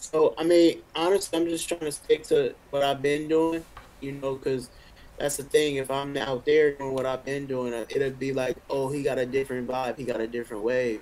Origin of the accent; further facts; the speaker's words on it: Richmond, California, United States; moved away as an adult; now in Atlanta, United States; growing up in Richmond, it was, you know, it was crazy